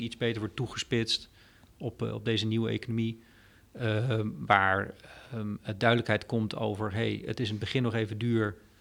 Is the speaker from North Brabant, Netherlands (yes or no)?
no; Groningen, Netherlands; ik ben een Groninger van origine